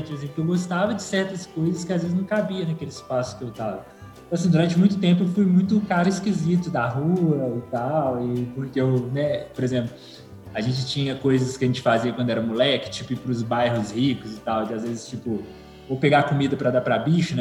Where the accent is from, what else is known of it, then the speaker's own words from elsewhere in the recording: Belo Horizonte, Minas Gerais, Brazil; eu nasci, né, aqui no Conjunto Santa Maria, aqui em Belo Horizonte